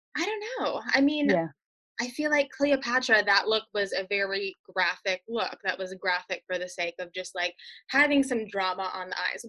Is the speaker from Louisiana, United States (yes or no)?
no; Mississippi, United States; I grew up in Mississippi